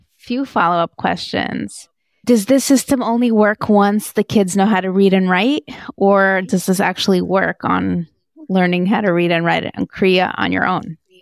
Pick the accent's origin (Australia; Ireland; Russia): Russia; Moscow; moved away; I grew up in Moscow